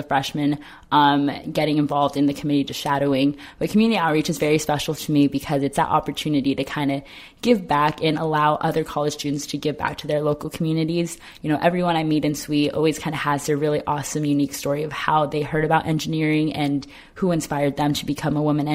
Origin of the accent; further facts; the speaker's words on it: Ontario, California, United States; I'm originally from Ontario, California